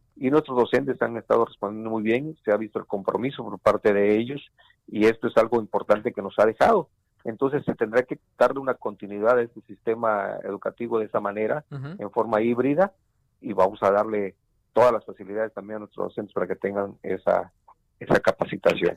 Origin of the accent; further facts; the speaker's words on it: Mexico; como mexicanos